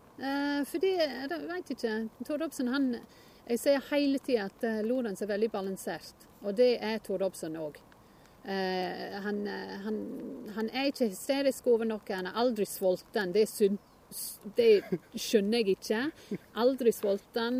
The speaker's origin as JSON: {"language": "Norwegian", "area": "Northumberland", "region": "North East England", "country": "United Kingdom", "tie": "born or raised there", "second_language": "Norwegian", "moved": "as an adult", "lives_now": "Norway", "said": "jeg kommer fra Northumberland. Og det er midt imellom Newcastle og Edinburgh på østkysten"}